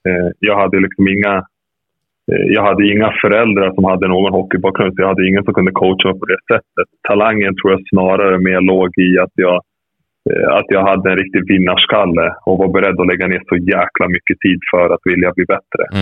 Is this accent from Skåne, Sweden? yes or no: no; Rättvik, Dalarna County, Sweden; also born or lived in Serbia; jag växte upp i Rättvik